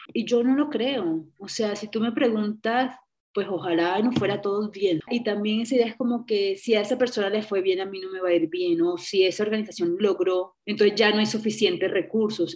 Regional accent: Caribbean Region, Colombia; la región norte del país, que es una región todavía pues, de donde yo vengo, costeña, pueblerina, de familia conservadora

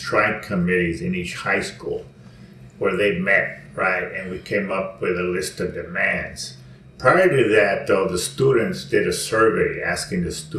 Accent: Mexico; now in Los Angeles, United States; because when I came from Mexico, I lived in South L.A., where it was Chicano Black, and the older whites are already moving out.

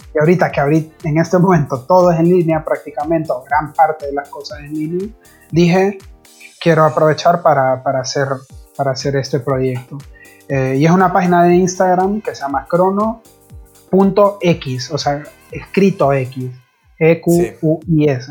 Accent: Honduras; now in Buenos Aires, Argentina; soy de Honduras

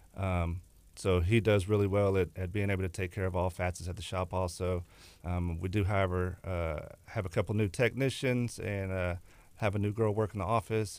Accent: Texas City, Texas, United States; also born or lived in La Marque, Texas / Galveston, Texas; Lived, grew up in West Texas City.

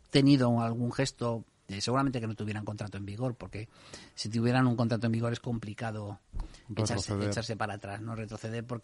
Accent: Leganés, Community of Madrid, Spain; soy de Leganés no quiero

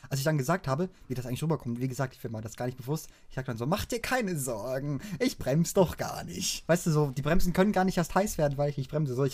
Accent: Baden-Württemberg, Germany; wenn ich dann halt endlich wieder in meine Heimat, in Schwarzwald rauskomme

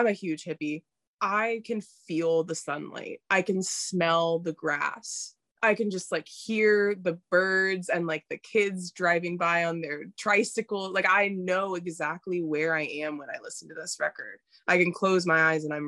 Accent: North Carolina, United States; moved away as an adult; also born or lived in Ohio; I grew up in North Carolina. So I had 18 years growing up with my dad's family. And then when I moved to Ohio

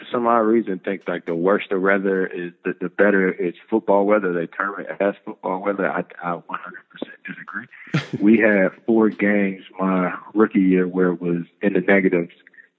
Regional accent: the South, United States; Yeah, so I'm from the South, and if they even think it's going to snow, the city shuts down for at least a week.

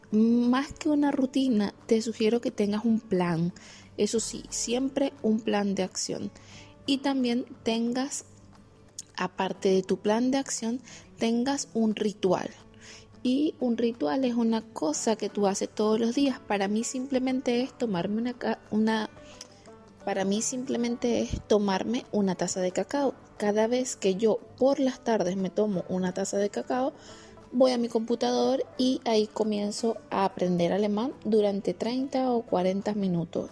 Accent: Venezuela; now in Germany; tenía seis años sin visitar mi país y al final pude visitar mi país

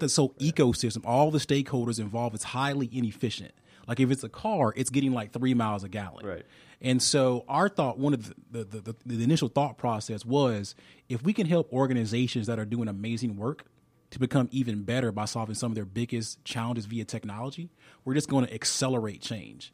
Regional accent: Alabama, United States; I'm from Alabama

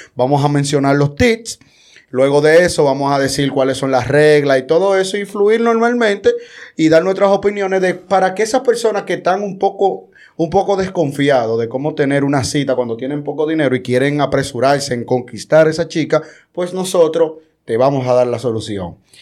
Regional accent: Dominican Republic; somos República Dominicana, somos dominicanos

